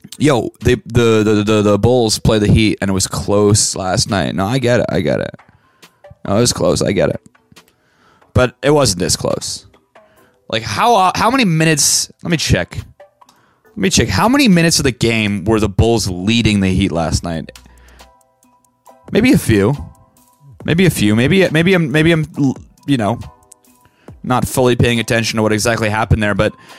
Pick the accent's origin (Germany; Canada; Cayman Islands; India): Canada; Vancouver, British Columbia; I grew up in Vancouver